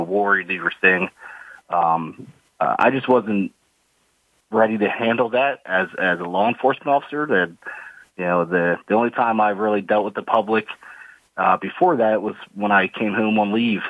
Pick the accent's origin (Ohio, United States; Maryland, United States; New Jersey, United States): New Jersey, United States; Philadelphia area; I grew up in South Jersey, uh, in the Philadelphia area.